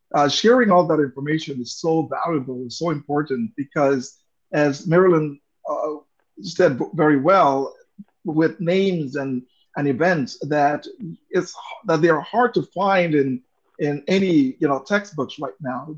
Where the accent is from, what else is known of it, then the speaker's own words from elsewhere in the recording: Honduras; first language English; moved away; I was born and raised in Honduras, um, hondureño de nacimiento